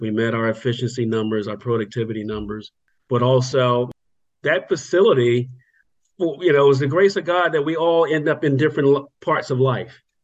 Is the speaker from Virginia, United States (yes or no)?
yes; Virginia, United States; moved away as an adult; also born or lived in North Carolina; now in Freehold, New Jersey, United States; growing up in Virginia, and that led me all the way through high school